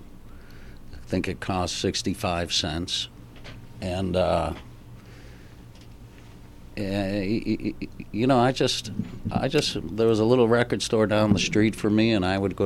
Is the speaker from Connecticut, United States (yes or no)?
yes; Hartford, Connecticut, United States; moved away; I'm from Hartford, Connecticut